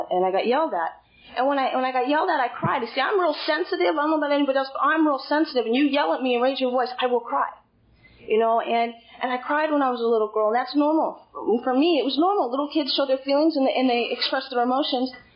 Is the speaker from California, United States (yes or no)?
yes; Hollister, California, United States; I'm actually from Hollister